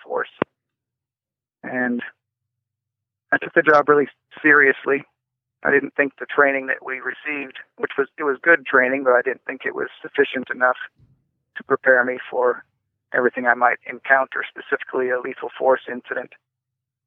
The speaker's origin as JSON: {"language": "English", "region": "Washington", "country": "United States", "tie": "born or raised there", "said": "I grew up in Washington State"}